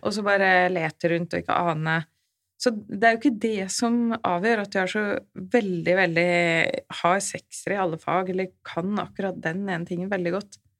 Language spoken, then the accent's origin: Norwegian; Oslo, Norway; Jeg er født og oppvokst i Oslo.